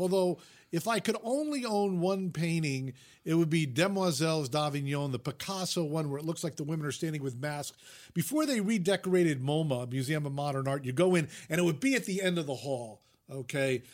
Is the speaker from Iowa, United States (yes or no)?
no; Fairfield, Connecticut, United States; moved away as an adult; also born or lived in Vermont / Utah; now in Los Angeles, United States; I grew up in Fairfield, Connecticut, which is fifty miles from New York City